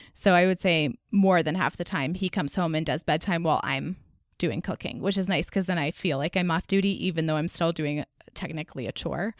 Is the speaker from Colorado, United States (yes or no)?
no; Dallas, Texas, United States; now in North Carolina, United States; I grew up in Dallas